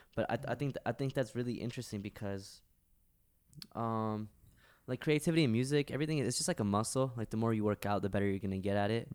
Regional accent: New York, United States; also born or lived in Pakistan; I moved to New York when I was one, so I've pretty much been in America my whole

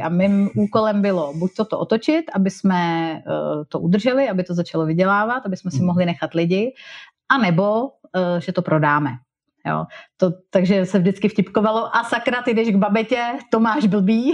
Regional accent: Czechia; moved away as an adult; also born or lived in England / Germany

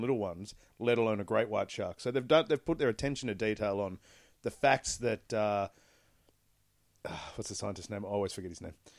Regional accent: Australia; as an Australian

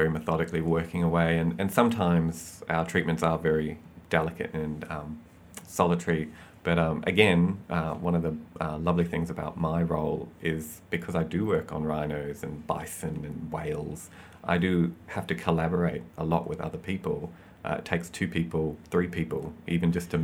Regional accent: Dunedin, Otago, New Zealand; moved away; That was in Dunedin in New Zealand.

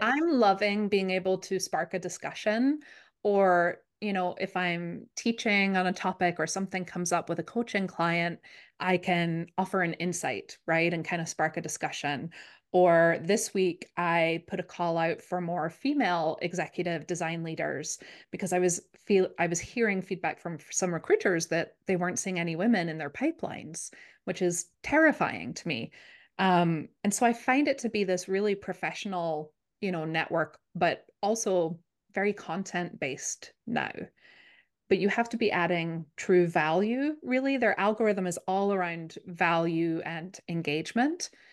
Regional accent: Scotland, United Kingdom; now in Minnesota, United States; I grew up in Scotland, which is, if you've been wondering where I'm from, that's the accent

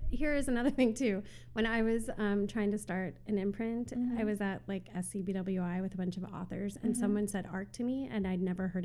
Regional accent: Sioux City, Iowa, United States; I grew up in Sioux City, which had about, 85,000 mm-hmm. people, and I considered that small

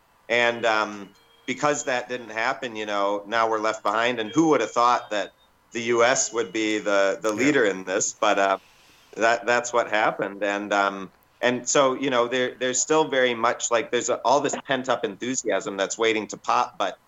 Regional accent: United States; moved away as an adult; also born or lived in Minnesota; now in New Zealand; I'm originally from the States. I moved to New Zealand 17 years ago when I thought it was going to be legalized.

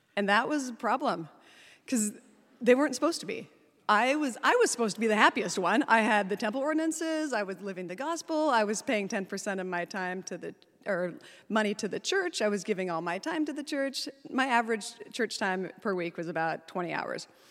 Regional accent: Salt Lake City, Utah, United States; I was born in Salt Lake City at the L D S Hospital.

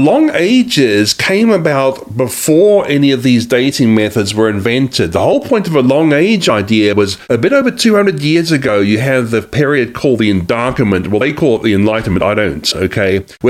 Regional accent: Australia; also born or lived in New Zealand; now in United States; I actually am from Australia and New Zealand. I was a dual national from those countries, but I'm also now an American citizen too, as of September 2019.

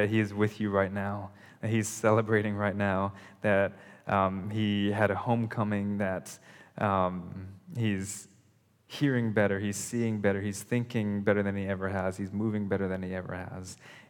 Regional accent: California, United States; also born or lived in Ohio / Indonesia; So growing up, I lived in California. I was born in California, lived there, moved to Ohio, and then we moved to Indonesia.

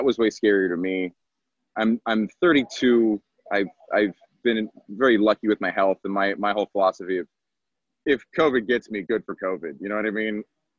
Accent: Atlanta, Georgia, United States; moved away; also born or lived in Texas; I grew up in Atlanta, actually.

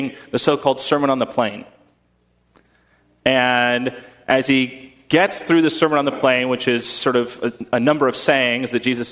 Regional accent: United States; I am as American to the core

